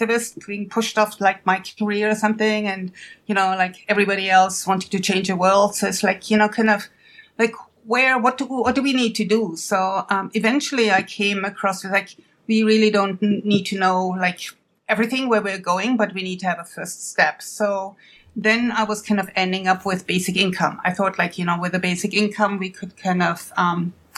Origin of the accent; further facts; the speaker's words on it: Germany; moved away as an adult; now in United States; I'm from Germany originally, but I came to the United States a long time ago to pursue a career in science